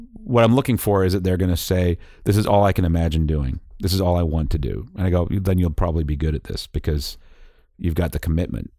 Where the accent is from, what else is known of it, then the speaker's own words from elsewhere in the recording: Boston, Massachusetts, United States; also born or lived in England / Brookline, Massachusetts; growing up in Boston